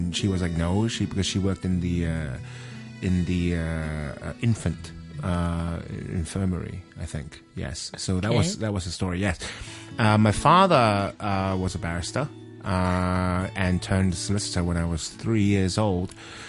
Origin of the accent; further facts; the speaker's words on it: Kowloon, Hong Kong; born there; I was born in Kowloon, in the Queen Elizabeth Hospital. I was given birth there.